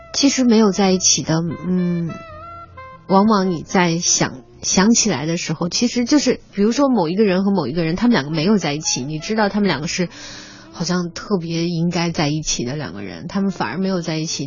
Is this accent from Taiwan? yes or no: no; Xi'an, Shaanxi, China; moved away; 我小的时候，在西安的时候